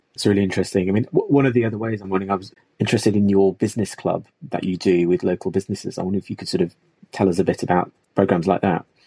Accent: Nottingham, East Midlands, United Kingdom; As someone who was born and bred in Nottingham

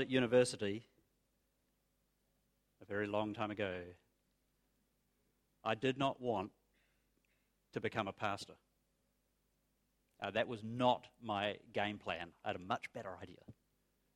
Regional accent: New Zealand; moved away as an adult; now in Australia; when I was growing up in New Zealand

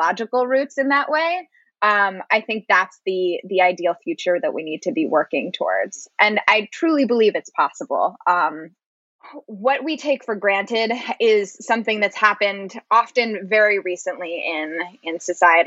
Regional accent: Maine, United States; my home state, Maine

